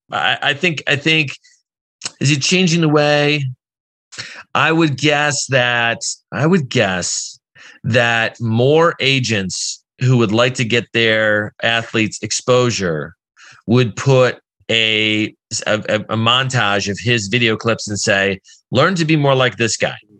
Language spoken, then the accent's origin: English; Chicago, Illinois, United States; I'm from Chicago